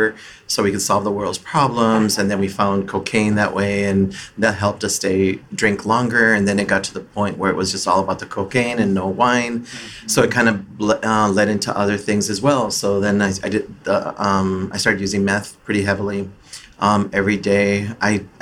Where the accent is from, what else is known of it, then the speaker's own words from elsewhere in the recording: Twin Cities, Minnesota, United States; I'm from the Twin Cities area